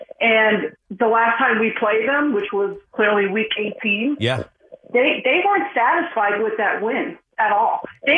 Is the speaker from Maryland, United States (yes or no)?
no; Scranton, Pennsylvania, United States; moved away as an adult; also born or lived in Dallas, Texas; now in Philadelphia, United States; I was born and raised in Scranton, Pennsylvania.